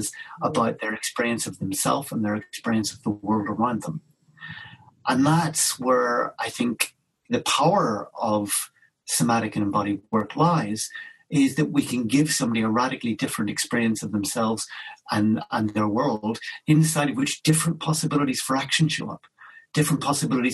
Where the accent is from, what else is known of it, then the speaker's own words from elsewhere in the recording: Belfast, Northern Ireland, United Kingdom; I grew up in Belfast in Northern Ireland during a time of a lot of conflict and violence